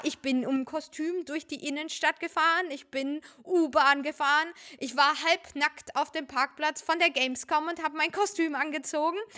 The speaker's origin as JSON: {"language": "German", "town": "Fürth", "region": "Bavaria", "country": "Germany", "also_born_or_lived": "Uzbekistan", "said": "ich komme aus Fürth"}